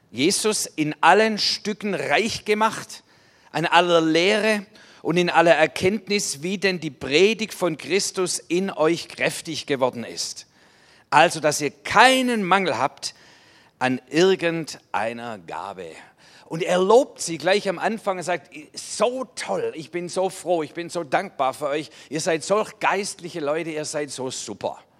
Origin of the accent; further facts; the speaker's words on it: Baden-Württemberg, Germany; Und dann so eine Lebensführung, dass man sagt, das graust einem als Schwabe.